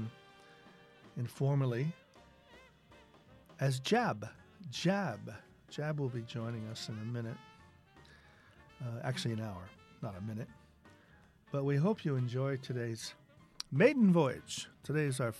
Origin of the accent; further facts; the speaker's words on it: Eugene, Oregon, United States; now in Liverpool, United Kingdom; a Liverpool resident, but as you might have gathered, not a native. I grew up in Eugene, Oregon, and I've been living in Liverpool for about 3 years now.